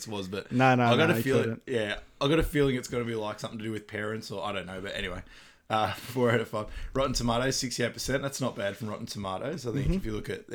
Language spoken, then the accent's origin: English; Australia; we're from Australia